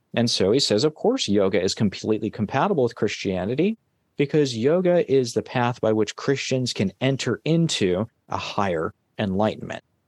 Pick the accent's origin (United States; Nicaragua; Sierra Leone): United States; California; my home state, California.